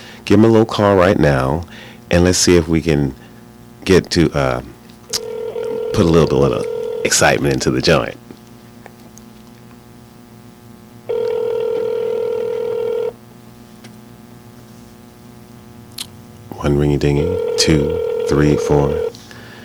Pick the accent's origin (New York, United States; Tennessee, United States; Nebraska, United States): New York, United States; New York City; I'm from Fort Greene